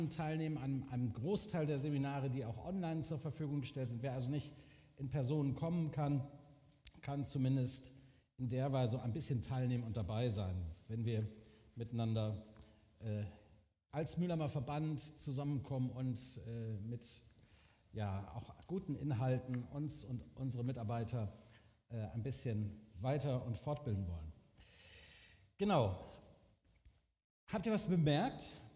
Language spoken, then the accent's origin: German; Bielefeld, North Rhine-Westphalia, Germany; Ich bin Bielefelder, ich bin vor über 40 Jahren in dieser Gemeinde, die damals sich noch ganz woanders getroffen hat, zum Glauben an Jesus gekommen